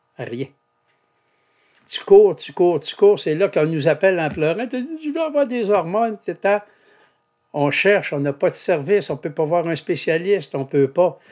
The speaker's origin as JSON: {"language": "French", "town": "Saguenay", "region": "Quebec", "country": "Canada", "said": "Je suis de Chipcha au Saguenay. En fait, Chipcha, c'est voisin de Jonquière"}